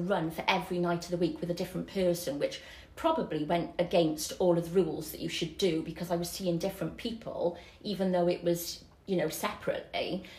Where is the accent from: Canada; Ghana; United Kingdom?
United Kingdom; Barry, Wales; Barry born, Barry bred.